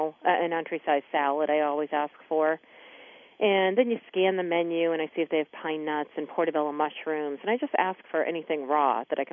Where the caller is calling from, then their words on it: Maine, United States; I'm calling in from Maine.